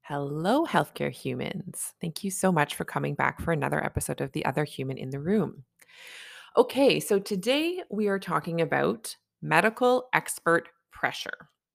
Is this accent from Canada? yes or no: yes; Canada; I'm a Canadian family physician